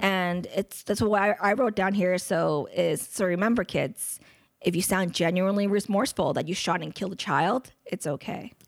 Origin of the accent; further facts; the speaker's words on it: United States; I'm American